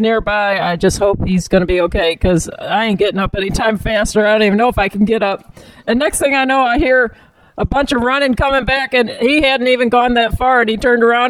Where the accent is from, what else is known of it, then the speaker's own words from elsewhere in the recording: Bridgeton, Missouri, United States; we grew up in Bridgeton